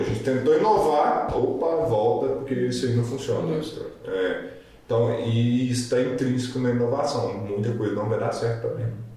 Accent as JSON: {"language": "Portuguese", "country": "Brazil", "said": "eu sou extremamente patriotista, sou brasileiro, tenho muito orgulho de ser brasileiro"}